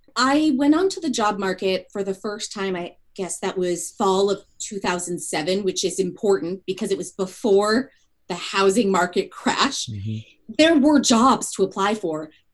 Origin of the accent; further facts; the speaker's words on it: California, United States; moved away as an adult; also born or lived in South Bend, Indiana; I grew up in California, so I also grew up far from kind of the Haitian diasporic community